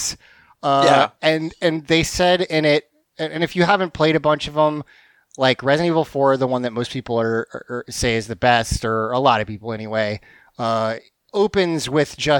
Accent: the South, United States; the South has this reputation for being nice, but we're not

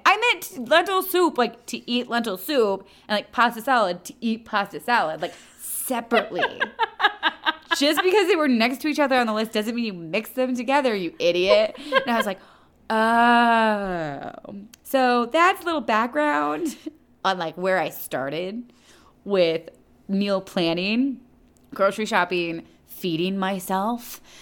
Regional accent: United States; also born or lived in Toronto, Canada; I'm such an American

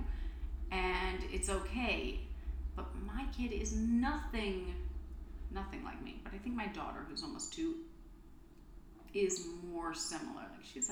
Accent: Texas, United States; I'm from Texas

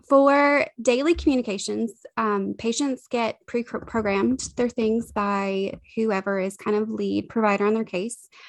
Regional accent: the South, United States; we are from the South

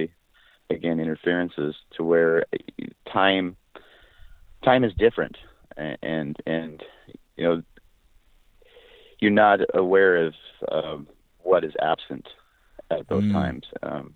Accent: Skagit Valley, Washington, United States; born and raised in Skagit Valley, Washington.

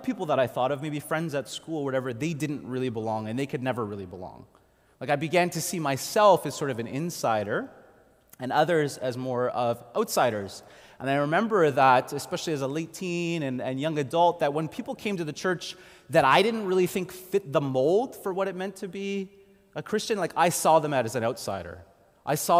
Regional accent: Montreal, Quebec, Canada; I grew up in Montreal going to a small Anglican church

